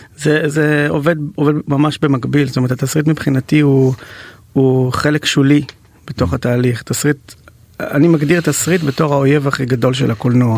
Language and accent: Hebrew; Ra'anana, Central District, Israel; בתור ילד שגדל באייטיז ברעננה